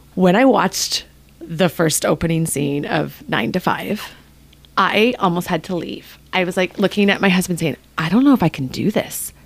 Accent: Canada; now in Ketchikan, United States; I'm actually Canadian

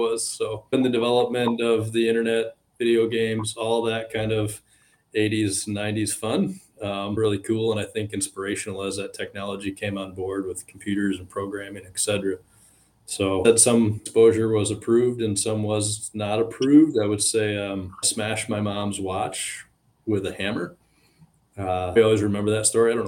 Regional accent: West Michigan, United States; born and raised in West Michigan

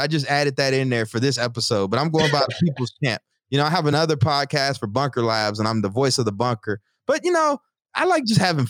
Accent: Texas, United States; as a young black kid growing up in Texas

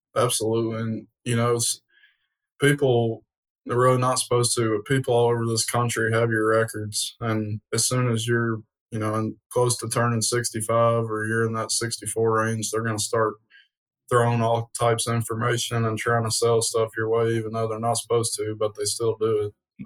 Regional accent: Portland, Tennessee, United States; am born and raised in Portland

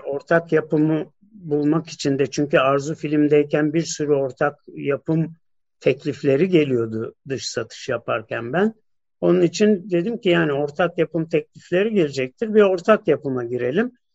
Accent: Turkey; ben bir Türk'üm

